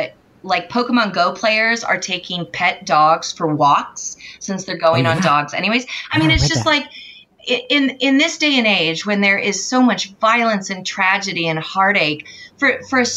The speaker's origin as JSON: {"language": "English", "region": "California", "country": "United States", "tie": "born or raised there", "also_born_or_lived": "Boston", "moved": "as an adult", "said": "I grew up in California and grew up in like orchard areas."}